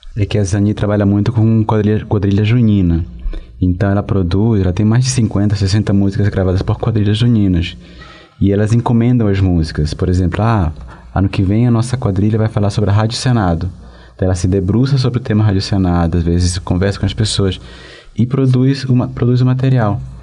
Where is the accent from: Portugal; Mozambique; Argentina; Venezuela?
Venezuela; moved away; na Venezuela, que é meu país de origem